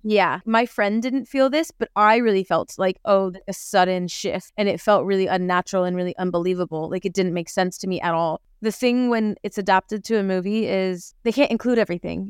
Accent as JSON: {"language": "English", "country": "United States", "said": "being from America"}